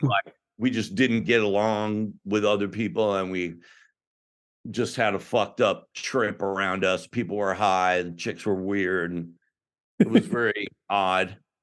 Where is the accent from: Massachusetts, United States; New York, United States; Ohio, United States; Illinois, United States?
Illinois, United States; outside of Chicago; I grew up outside of Chicago, so I or I went to high school outside of Chicago